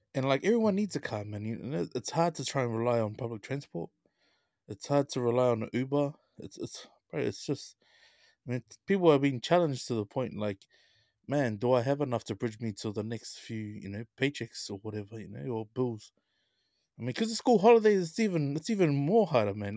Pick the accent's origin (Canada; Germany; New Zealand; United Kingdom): New Zealand; Auckland; I grew up in Ranui.